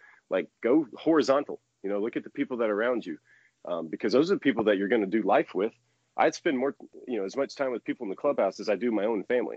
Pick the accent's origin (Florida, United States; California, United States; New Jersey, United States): Florida, United States; I grew up in Florida